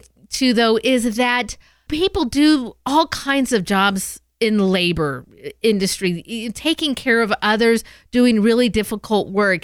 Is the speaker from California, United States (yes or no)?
yes; Southern California, United States; me as a Southern California girl